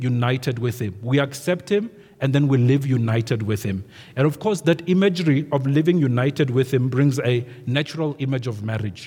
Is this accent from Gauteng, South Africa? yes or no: no; Venda, Limpopo, South Africa; when we were growing up in Venda